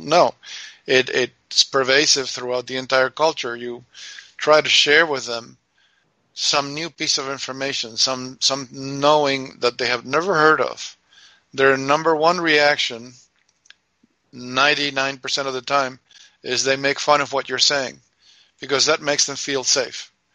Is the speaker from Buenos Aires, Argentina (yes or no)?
no; Mendoza, Argentina; English is a second language; also born or lived in New York; now in United States; I was born and raised in Argentina